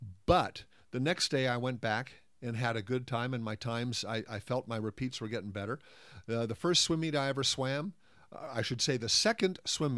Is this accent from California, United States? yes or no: yes; California, United States; also born or lived in Italy / England; I was the outsider. I was the American in Italy. I was the Yank in England, and I came back to California in time